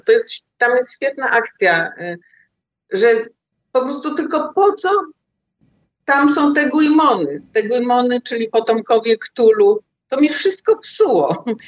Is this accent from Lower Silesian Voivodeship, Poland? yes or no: yes; Wrocław, Lower Silesian Voivodeship, Poland; Ja się urodziłam we Wrocławiu